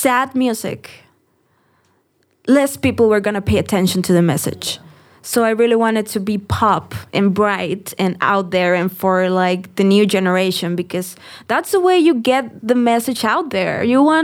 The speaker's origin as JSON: {"language": "English", "town": "Tijuana", "region": "Baja California", "country": "Mexico", "tie": "born or raised there", "moved": "yes", "lives_now": "Mexico City, Mexico", "said": "I'm from Tijuana, so I grew up listening"}